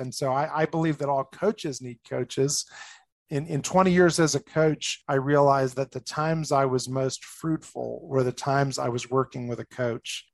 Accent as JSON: {"language": "English", "region": "New Jersey", "country": "United States", "tie": "born or raised there", "also_born_or_lived": "Boston area, Massachusetts", "moved": "as an adult", "lives_now": "Colorado, United States", "said": "I'm from originally New Jersey. I grew up outside of New York City"}